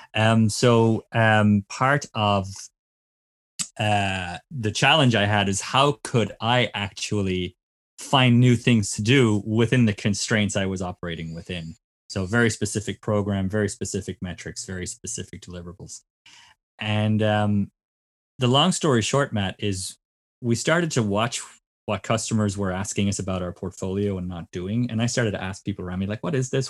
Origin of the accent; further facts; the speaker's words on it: Cork, Munster, Ireland; moved away as an adult; now in California, United States; I'm originally from Cork in Ireland